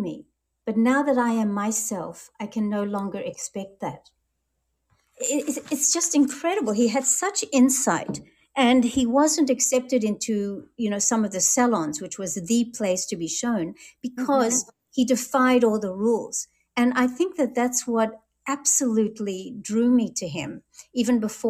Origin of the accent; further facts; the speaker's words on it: France; moved away; also born or lived in Melbourne, Australia; I was born in France, as you mentioned, and so I read and speak French